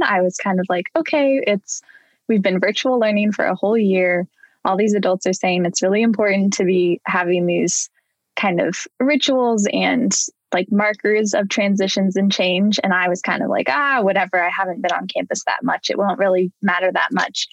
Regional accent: Oregon, United States; I grew up in Oregon.

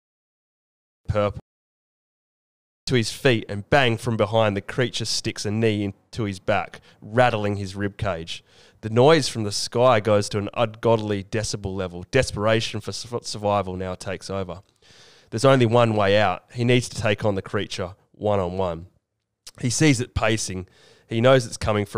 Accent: New Jersey, United States; I've got New Jersey roots

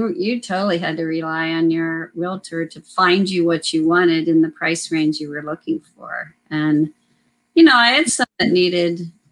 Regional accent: United States; moved away as an adult; now in California, United States; I grew up right outside of Washington, D.C.

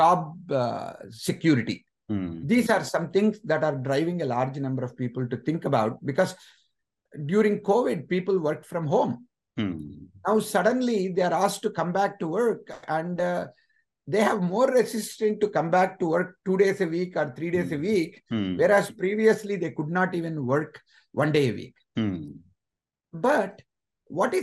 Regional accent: Anantapur, Andhra Pradesh, India; moved away as an adult; also born or lived in Chennai, India; now in United States; I came from Andhra Pradesh, a place called Anantapur

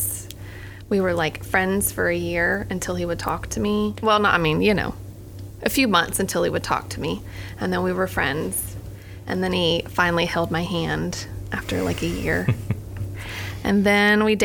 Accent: Okeechobee, Florida, United States; accent: Southern; moved away as an adult; now in Gainesville, United States; I am originally from Okeechobee, Florida

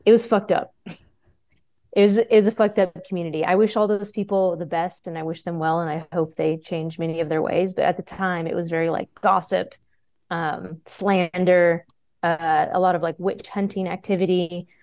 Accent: Texas, United States; also born or lived in Austin, Texas; born and raised here in Texas, uh, I've only lived outside of Texas for two years.

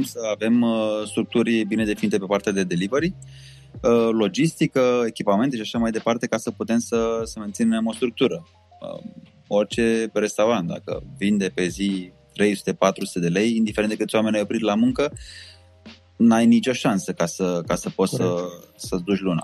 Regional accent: Romania; noi ca și români

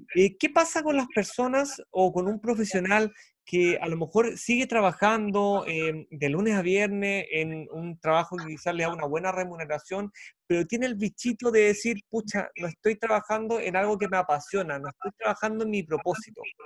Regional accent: Chile

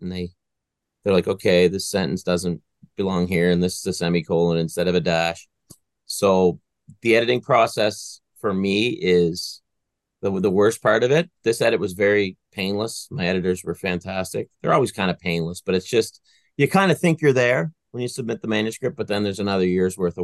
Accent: Pictou County, Nova Scotia, Canada; moved away; So when I was a kid, I grew up in Pictou County

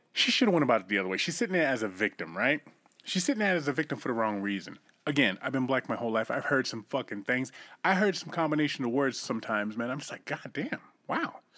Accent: East Coast, United States; moved away; I'm from the East Coast

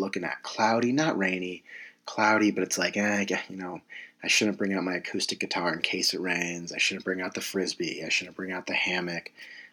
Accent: San Diego, California, United States; moved away as an adult; I'm from San Diego, California.

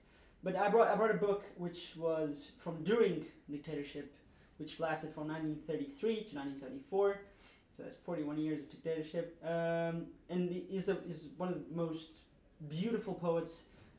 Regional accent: Lisbon, Portugal; English is a second language; moved away as an adult; now in London, United Kingdom; I come from Portugal, Lisbon, capital.

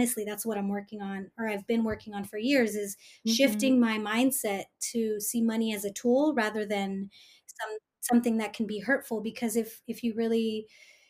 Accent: Bay Area, California, United States; I'm first gen, born and raised in the Bay Area

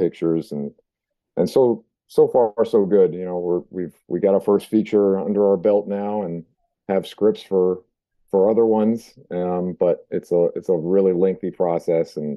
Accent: California, United States; moved away as an adult; now in New England, United States; I grew up in California and moved out here when I was 18

